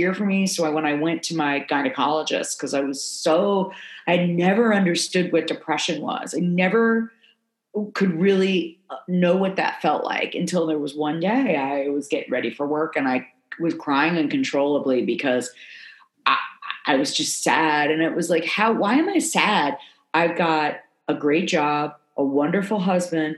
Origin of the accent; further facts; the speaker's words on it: South Florida, United States; moved away; I grew up in South Florida, moving to the South.